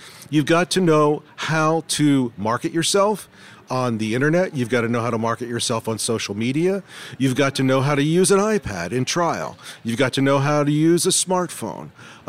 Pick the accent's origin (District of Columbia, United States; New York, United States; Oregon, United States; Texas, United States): District of Columbia, United States; Washington; I'm …, and I am from Washington, D.C.